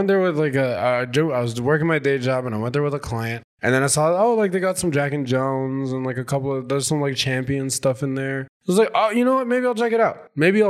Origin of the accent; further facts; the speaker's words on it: Ontario, Canada; moved away as an adult; now in Lethbridge, Canada; I grew up in Ontario, came here for school and kind of just stuck.